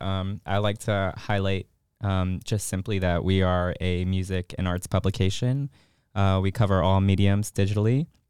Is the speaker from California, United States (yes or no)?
no; Chicago, Illinois, United States; moved away as an adult; now in Augusta, United States; I am from Chicago. Um, not born there, but Chicago, Chicago, excuse me, is home